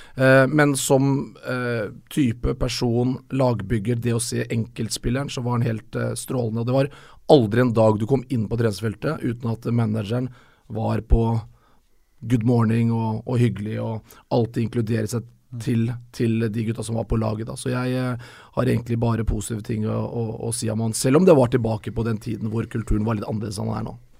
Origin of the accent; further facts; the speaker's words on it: Moss, Østfold, Norway; Jeg var jo på sånn mellomstasjon eh, hjemme i Moss